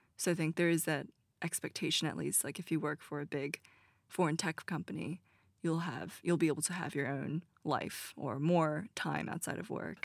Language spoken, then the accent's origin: English; United States; since I'm American